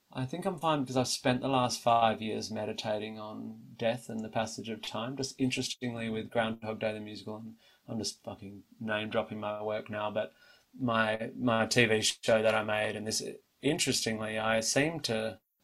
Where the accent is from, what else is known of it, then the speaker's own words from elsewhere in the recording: Australia; for me as an Australian